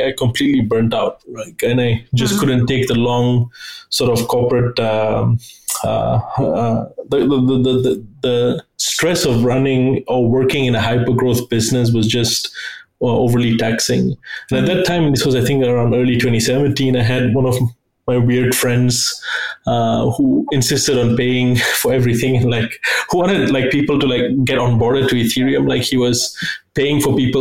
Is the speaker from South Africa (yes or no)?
no; Singapore; moved away as an adult; also born or lived in Frankfurt; now in Northern Virginia, United States; I grew up in Singapore. I migrated to the US about 3 years ago for family, and I'm based in Northern Virginia right now.